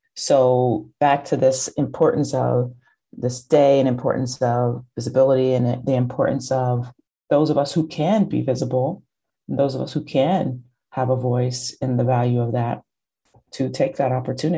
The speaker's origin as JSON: {"language": "English", "region": "Kentucky", "country": "United States", "tie": "born or raised there", "said": "growing up in Kentucky"}